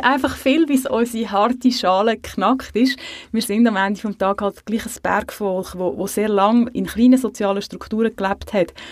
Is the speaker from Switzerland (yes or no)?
yes; Switzerland